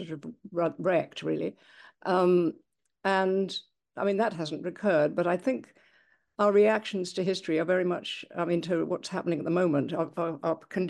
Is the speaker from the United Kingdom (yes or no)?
yes; England, United Kingdom; now in United States; I've lived in the United States for quite a long time now, and I'm English originally.